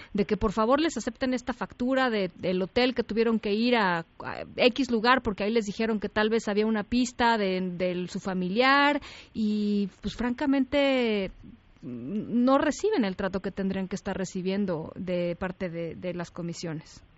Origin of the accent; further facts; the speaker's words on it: Mexico; las instituciones que hemos construido como mexicanos